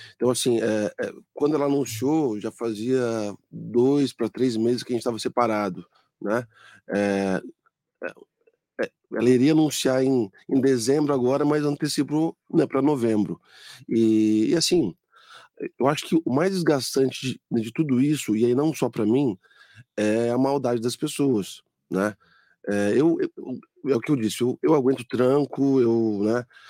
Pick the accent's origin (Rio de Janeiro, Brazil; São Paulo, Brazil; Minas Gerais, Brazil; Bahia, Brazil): São Paulo, Brazil; Mogi das Cruzes; Eu lembro quando eu era criança, ali na 1 de setembro